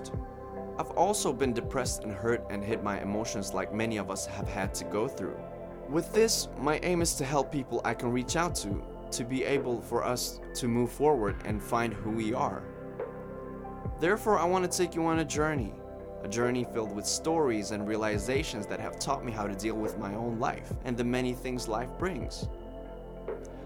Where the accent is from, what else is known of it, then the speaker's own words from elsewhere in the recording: Sweden; moved away as an adult; now in Latvia; I'm from Sweden, but currently I'm a third-year medical student living in Latvia.